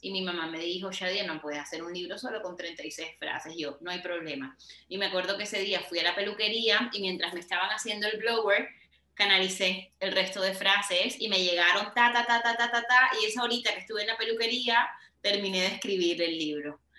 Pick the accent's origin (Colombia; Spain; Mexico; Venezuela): Colombia; Barranquilla, Atlántico; en Barranquilla, mi ciudad natal